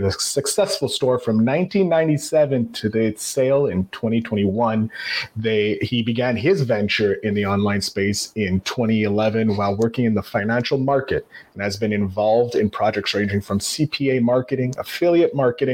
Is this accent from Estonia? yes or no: no; Canada; I'm Canadian